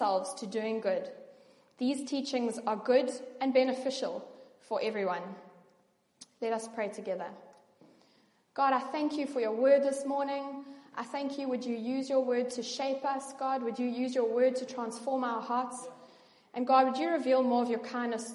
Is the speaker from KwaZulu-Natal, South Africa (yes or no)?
no; George, Western Cape, South Africa; I grew up in George